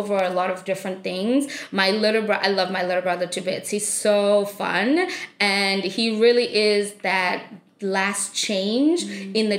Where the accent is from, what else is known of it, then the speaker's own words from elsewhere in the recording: South Africa; moved away; I grew up in South Africa and I am one of 4 children